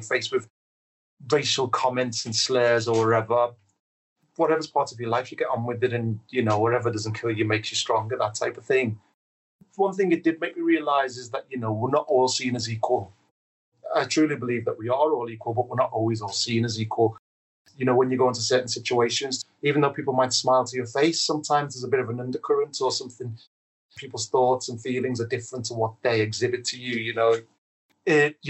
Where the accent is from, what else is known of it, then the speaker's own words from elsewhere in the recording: Liverpool, North West England, United Kingdom; moved away; I was quite lucky where I grew up in Liverpool 8 in Toxteth